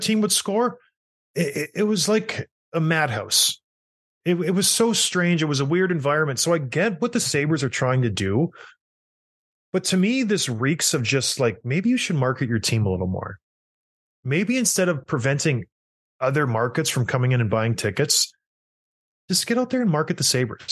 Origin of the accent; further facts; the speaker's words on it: St. Catharines, Ontario, Canada; Growing up in St. Catharines